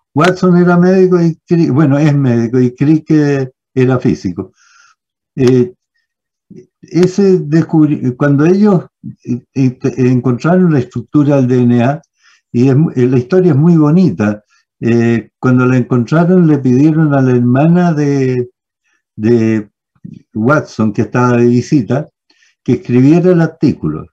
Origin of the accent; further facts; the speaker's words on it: Santiago, Santiago Metropolitan Region, Chile; me fui al Manuel de Sala